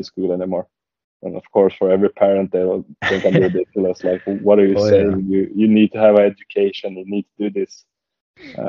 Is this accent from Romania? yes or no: no; Västerås, Västmanland, Sweden; I grew up in a town called Västerås. It's 1 hour west of Stockholm.